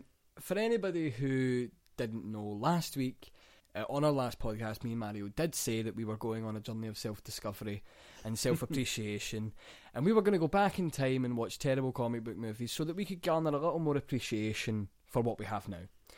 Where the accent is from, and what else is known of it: Scotland, United Kingdom